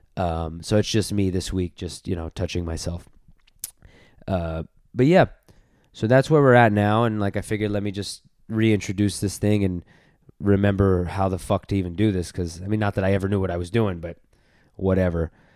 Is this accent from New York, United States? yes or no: yes; New York City, New York, United States; also born or lived in Los Angeles; in L A, like, being a New Yorker